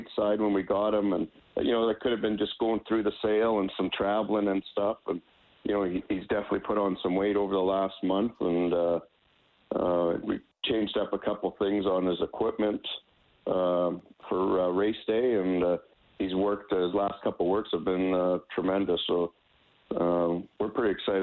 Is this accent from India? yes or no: no; Calgary, Alberta, Canada; moved away as an adult; now in Hot Springs, United States; I born and raised in Calgary